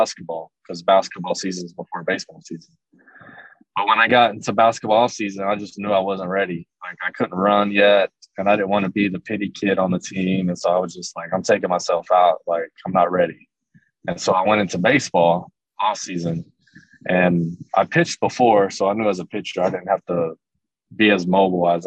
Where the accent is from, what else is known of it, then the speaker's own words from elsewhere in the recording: Everman, Texas, United States; also born or lived in Joshua, Texas; I grew up in Everman, which was maybe 10, 15 minutes from the town that we moved to right before I got into eighth grade